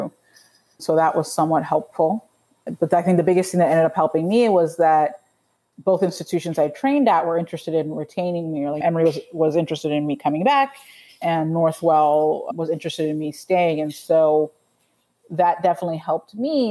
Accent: Nigeria; also born or lived in Atlanta, Georgia; now in New York, United States; I'm originally from Nigeria

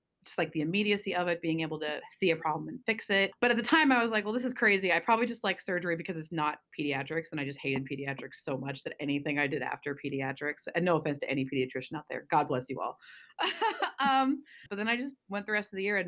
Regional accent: Spokane, Washington, United States; moved away as an adult; also born or lived in Seattle, United States / New York, United States / Massachusetts, United States; now in Ohio, United States; I grew up in the eastern side of Washington State in a town called Spokane

